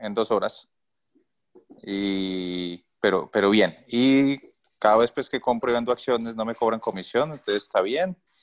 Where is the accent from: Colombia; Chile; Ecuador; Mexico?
Colombia; moved away as an adult; now in Toronto, Canada; soy colombiano, pero estoy viviendo en este momento en Canadá. Hace un año vivimos en Canadá, nos vinimos como refugiados.